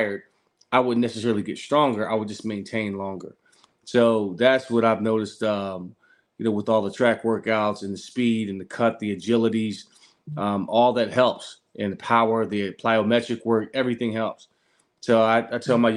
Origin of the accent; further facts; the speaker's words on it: Philadelphia, Pennsylvania, United States; Growing up in Philadelphia with my mother and my father